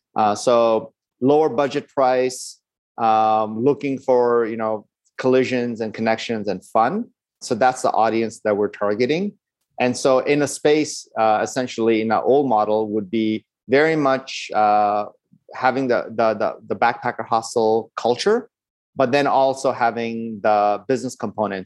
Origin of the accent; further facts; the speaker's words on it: Los Angeles, California, United States; My dad is from India, and my mom is Burmese, and I grew up in Los Angeles.